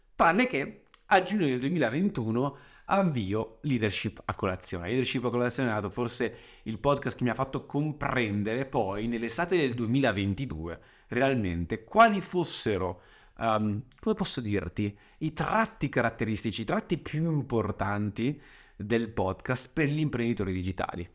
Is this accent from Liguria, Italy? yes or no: no; Saronno, Lombardy, Italy; sono nato a Saronno il 31 agosto 91